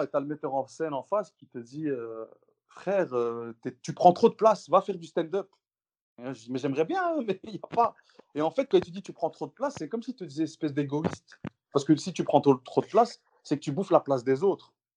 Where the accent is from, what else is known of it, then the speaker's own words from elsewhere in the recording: Brussels, Brussels-Capital Region, Belgium; chez nous, à Bruxelles